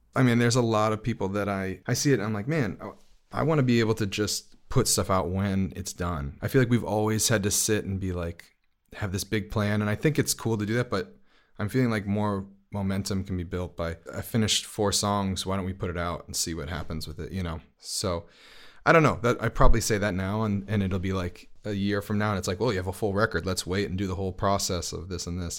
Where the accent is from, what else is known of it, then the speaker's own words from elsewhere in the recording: New York City, New York, United States; I'm from Brooklyn